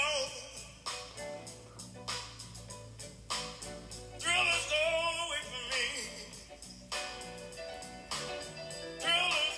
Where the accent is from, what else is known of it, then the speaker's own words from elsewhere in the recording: Indianola, Mississippi, United States; I come from Indianola, Mississippi, USA